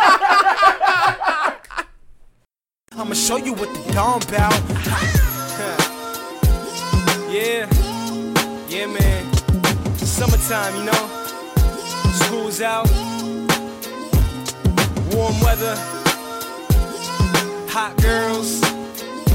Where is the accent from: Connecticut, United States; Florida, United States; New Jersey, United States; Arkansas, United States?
Florida, United States; I grew up in Florida.